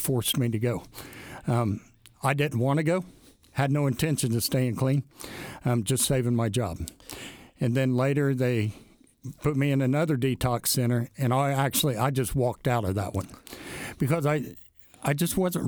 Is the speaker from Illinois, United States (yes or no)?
no; Alexandria, Indiana, United States; I grew up in Alexandria